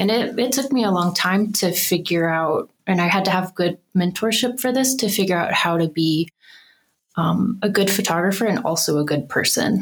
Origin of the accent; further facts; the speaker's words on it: Birmingham, Alabama, United States; moved away as an adult; now in Denver, United States; I grew up in Birmingham, Alabama.